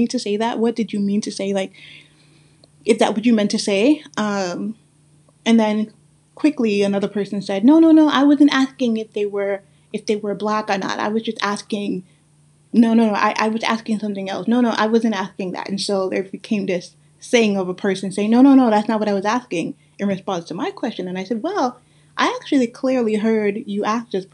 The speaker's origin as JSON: {"language": "English", "town": "New York City", "region": "New York", "country": "United States", "tie": "born or raised there", "also_born_or_lived": "Guyana", "accent": "Guyanese", "said": "the one that I have that's mix up with many, many things, from growing up in Brooklyn, New York"}